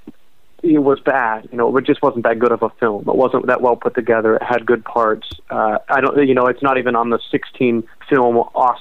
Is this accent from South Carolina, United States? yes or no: no; Ohio, United States; I'm from Ohio